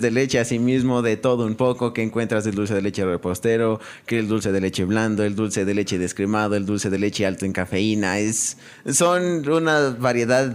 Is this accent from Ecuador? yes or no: yes; Ecuador; moved away; also born or lived in Argentina; soy de Ecuador.